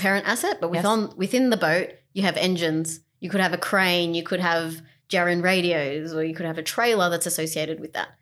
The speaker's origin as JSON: {"language": "English", "country": "Australia", "said": "we're from Australia"}